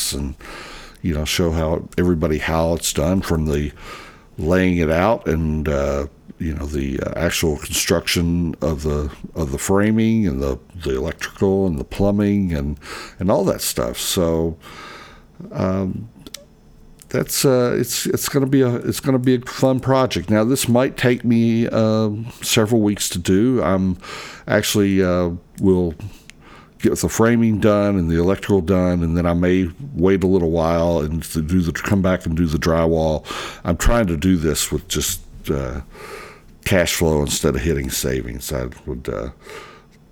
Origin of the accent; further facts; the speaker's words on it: Louisville, Kentucky, United States; here in Louisville, Kentucky, in my hometown